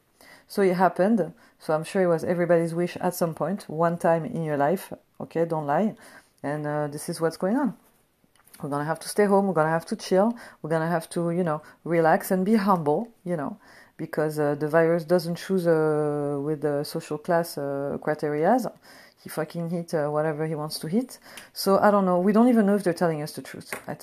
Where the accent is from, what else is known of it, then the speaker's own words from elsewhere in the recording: France; now in United States; I come from France